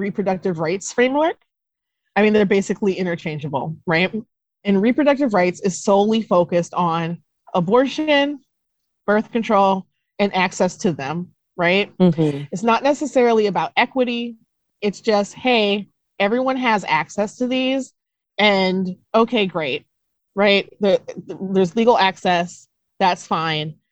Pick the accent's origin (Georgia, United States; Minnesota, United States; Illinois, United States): Minnesota, United States; Duluth; moved away; also born or lived in Wisconsin / Mississippi; that's where I grew up, in a very, very white area of Minnesota and Wisconsin